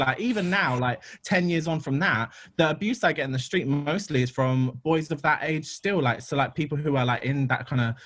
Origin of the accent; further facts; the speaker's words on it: London, United Kingdom; I grew up in London. I'm from Ladbroke Grove